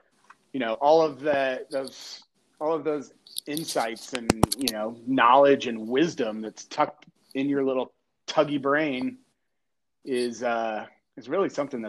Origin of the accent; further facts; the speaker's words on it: Quebec, Canada; I'm from Quebec originally. That's it. … From Quebec.